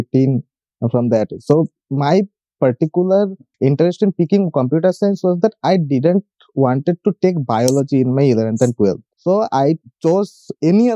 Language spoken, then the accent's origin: English; India; also born or lived in West Bengal, India; I am from India. I live in a state called West Bengal